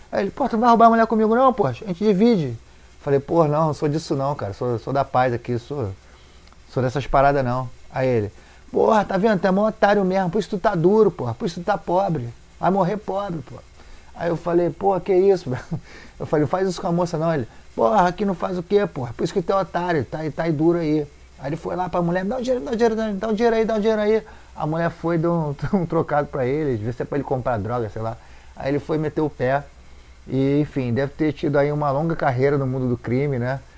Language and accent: Portuguese; Rio de Janeiro, Brazil; desci lá no Moneró, onde eu me criei.